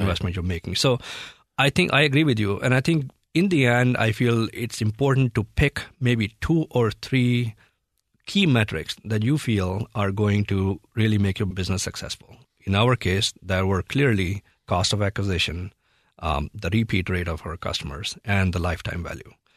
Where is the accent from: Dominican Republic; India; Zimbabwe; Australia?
India; Delhi; moved away as an adult; now in United States; I grew up in India